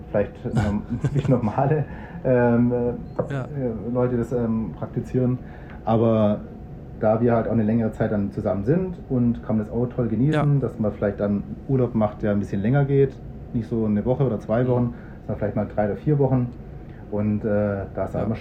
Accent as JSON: {"language": "German", "region": "Berlin", "country": "Germany", "said": "Ich komme ja aus Berlin und die haben echt ja toll, also, also tolle Shows in Berlin, ja."}